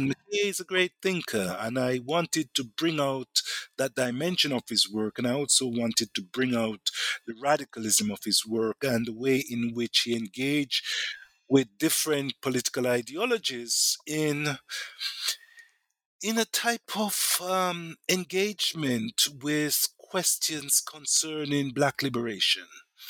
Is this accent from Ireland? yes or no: no; Jamaica; because I'm also from Jamaica, black Jamaican, I have a certain sense of identification with him